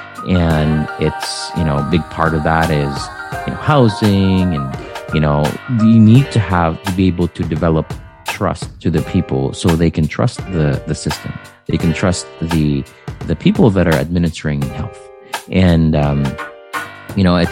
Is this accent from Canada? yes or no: no; Philippines; English is a second language; moved away as an adult; also born or lived in Chicago; now in United States; I was born and raised in the Philippines back in the 80s.